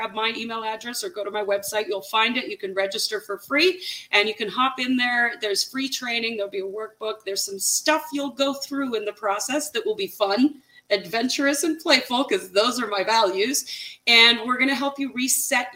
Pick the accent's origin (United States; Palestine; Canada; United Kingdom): Canada; I'm Canadian